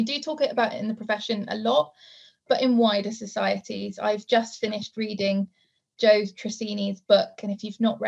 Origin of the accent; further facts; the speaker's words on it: South Wales, United Kingdom; growing up in South Wales, rural community is really, really important to me